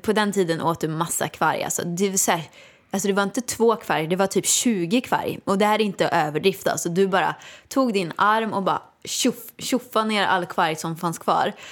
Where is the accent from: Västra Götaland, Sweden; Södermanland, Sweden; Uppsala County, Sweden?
Västra Götaland, Sweden; Åmål; moved away; jag kom ju från Åmål, gick på Balettakademin